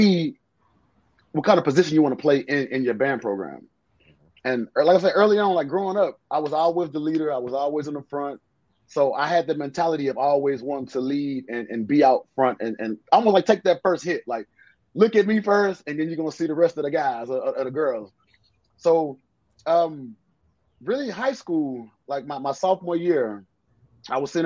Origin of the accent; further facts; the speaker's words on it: Houston, Texas, United States; I'm from Houston